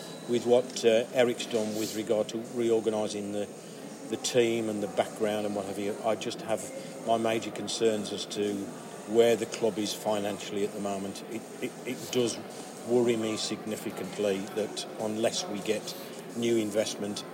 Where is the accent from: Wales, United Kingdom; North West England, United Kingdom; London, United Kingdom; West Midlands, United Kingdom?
West Midlands, United Kingdom; Stafford; also born or lived in Yorkshire; I was born in Yorkshire, but raised in Staffordshire